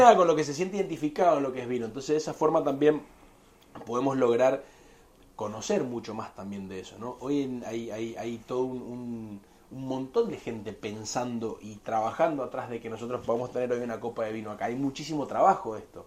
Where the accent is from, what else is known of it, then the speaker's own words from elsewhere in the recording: Argentina; Yo que soy de argentino y que vengo del país de, la carne roja